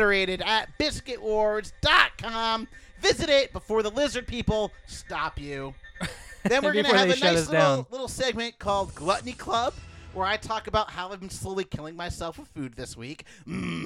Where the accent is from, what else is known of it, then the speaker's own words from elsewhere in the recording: Connecticut, United States; now in Maui, United States; I grew up on the East Coast, the least coast.